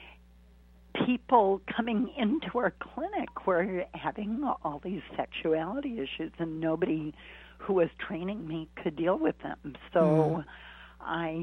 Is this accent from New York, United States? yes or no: no; Boston, Massachusetts, United States; I grew up in Boston